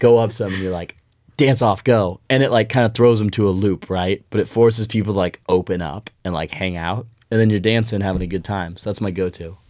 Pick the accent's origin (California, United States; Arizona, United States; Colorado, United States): Colorado, United States; Denver; moved away as an adult; now in Eugene, United States; I'm from Denver, Colorado originally